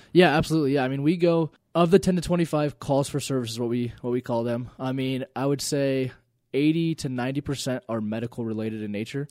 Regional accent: Elizabeth, Colorado, United States; I grew up in Elizabeth

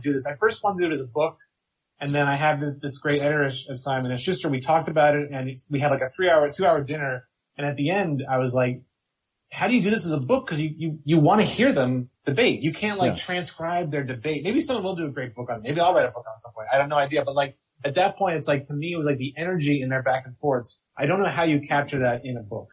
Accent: outside of Philadelphia, Pennsylvania, United States; I grew up outside of Philadelphia

